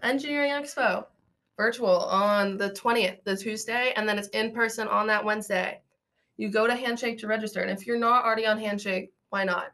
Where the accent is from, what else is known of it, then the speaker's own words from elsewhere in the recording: Akron, Ohio, United States; I'm from Akron, Ohio